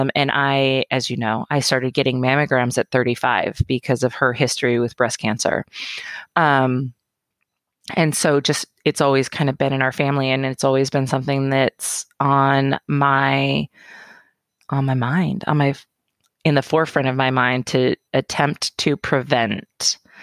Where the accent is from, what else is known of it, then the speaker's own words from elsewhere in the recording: Roseburg, Oregon, United States; also born or lived in Portland, Oregon; born and raised in Roseburg